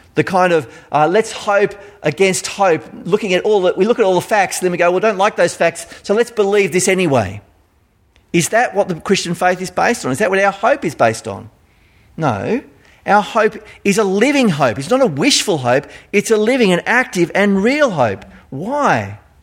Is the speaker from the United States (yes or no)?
no; Australia; accent: Australian; my Australian accent